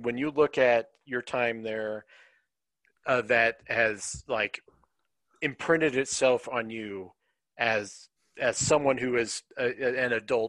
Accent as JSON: {"language": "English", "town": "Denver", "region": "Colorado", "country": "United States", "tie": "born or raised there", "also_born_or_lived": "Grand Junction, Colorado / Arvada, Colorado", "said": "I spent the first 15 years of my life in Denver, and then I moved back out here when I was 23, and spent the rest of my time here. I have spent the majority of my life in Denver. I am a Denverite."}